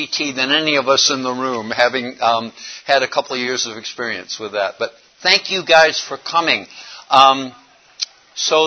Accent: Raleigh, North Carolina, United States; I am from Raleigh, North Carolina

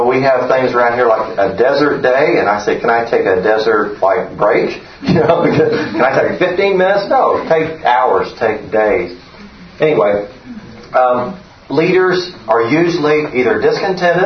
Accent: Oklahoma, United States; moved away as an adult; We were here from when my kids were 2 and 4. But we're from Oklahoma

